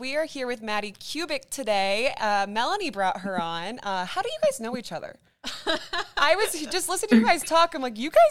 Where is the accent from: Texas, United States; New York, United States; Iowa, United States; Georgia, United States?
Iowa, United States; Ankeny; I'm from Ankeny myself. I'm an Ankeny gal.